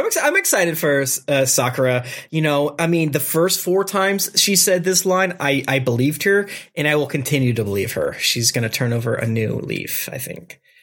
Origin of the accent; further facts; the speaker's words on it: Florida, United States; I'm from Florida